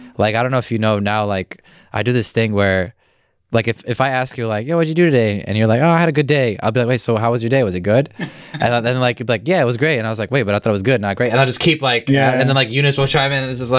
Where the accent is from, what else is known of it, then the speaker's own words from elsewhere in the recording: Illinois, United States; I was born here